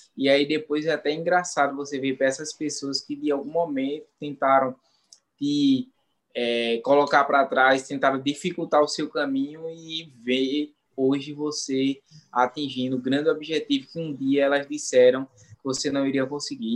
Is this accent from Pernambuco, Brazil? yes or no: yes; Ribeirão, Pernambuco, Brazil; Eu sou do é, natural do Engenho Santa Cruz 2, que é zona rural de uma cidade do interior de Pernambuco chamada Ribeirão